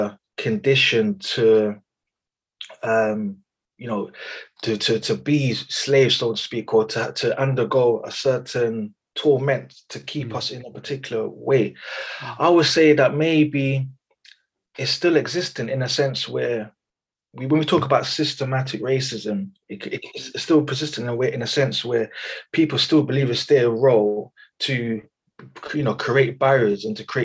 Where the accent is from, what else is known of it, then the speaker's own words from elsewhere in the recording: United Kingdom; I am very much British. I was born here, second, third generation born here.